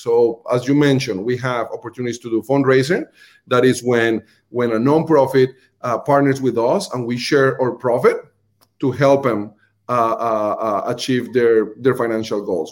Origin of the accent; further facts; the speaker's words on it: Colombia; accent: Colombian; English is a second language; moved away; my Colombian accent